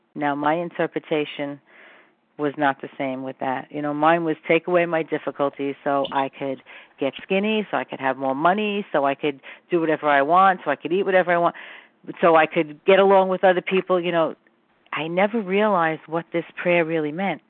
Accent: New York City, New York, United States; I'm from Brooklyn

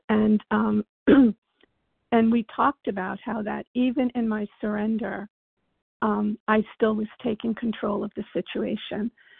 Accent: Virginia, United States

